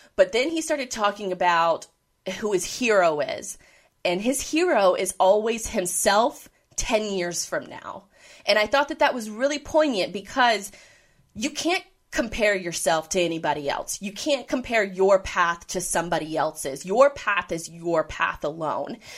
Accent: Jacksonville, Florida, United States; moved away; also born or lived in the Midwest / Orlando; I was born and raised in Jacksonville

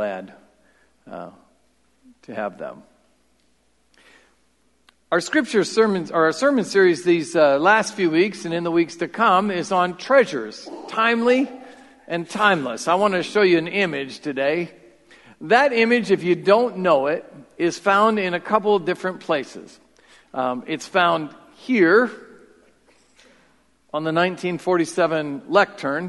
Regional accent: Marion, Iowa, United States; I grew up in South Marion

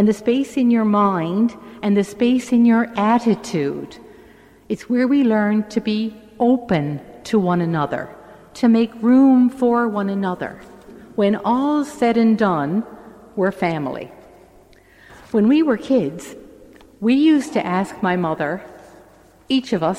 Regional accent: St. John's, Newfoundland and Labrador, Canada; I grew up in St. John's in a three-bedroom house

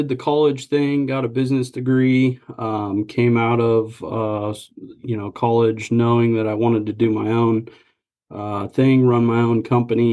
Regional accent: Lincoln, Nebraska, United States; moved away as an adult; now in Wichita, United States; I originally was born and raised in Lincoln, Nebraska. And so I had just moved down here 2-3 years prior to starting Wichita Homeworks.

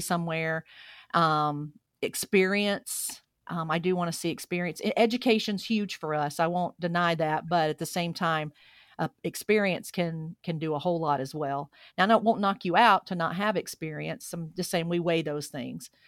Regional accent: Alabama, United States; moved away as an adult; now in Boise, United States; I grew up in Alabama, And every single day out here, I get asked where I'm from because, um, my accent's just a part of who I am now.

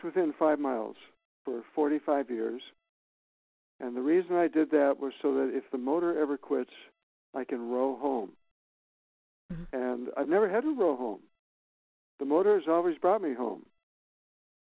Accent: Minnesota, United States; moved away as an adult; also born or lived in Florida; now in Maine, United States; I grew up in Minnesota, and I sat in boats with my dad fishing

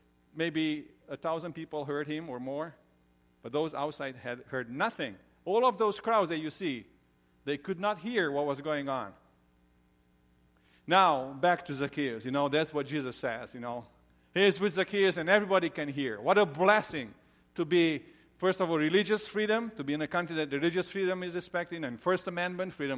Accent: Romania; moved away; I grew up in Romania.

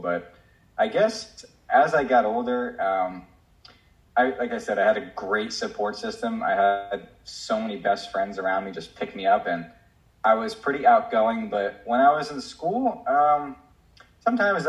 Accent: New Jersey, United States; moved away; I was actually living in Jersey. I'm from New Jersey

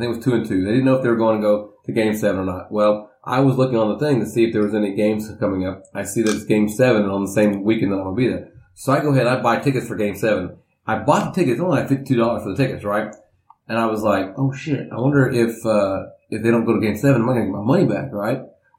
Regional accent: Oklahoma, United States; I'm from Oklahoma

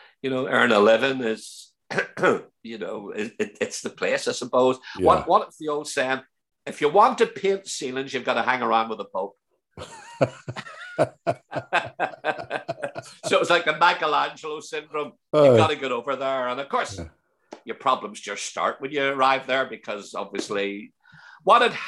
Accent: Belfast, Northern Ireland, United Kingdom; accent: broad Belfast; moved away as an adult; obviously growing up in Belfast, you have your accent is that, it was quite broad.

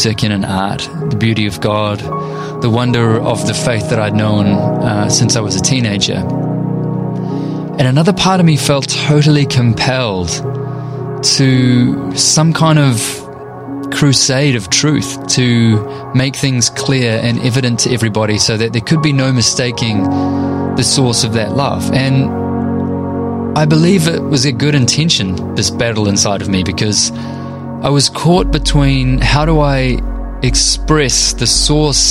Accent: North Shore, Auckland, New Zealand; I grew up on the North Shore by the beach in New Zealand, where it does not snow

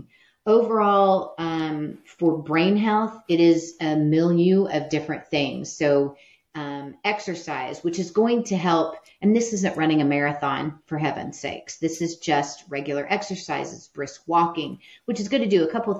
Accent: Midwest, United States; I'm from the Midwest. You grow up with allergies

